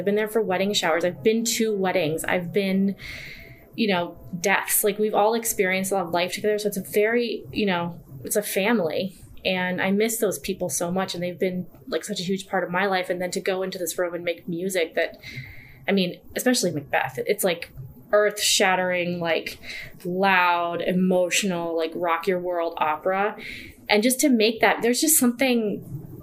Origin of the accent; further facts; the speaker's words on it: New York, United States; moved away as an adult; now in Chicago, United States; I'm from New York